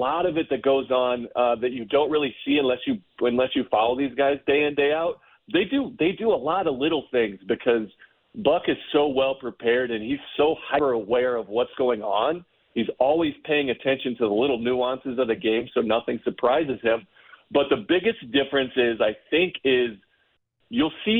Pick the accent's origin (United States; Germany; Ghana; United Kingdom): United States; Ohio; also born or lived in Tennessee; I was raised in Ohio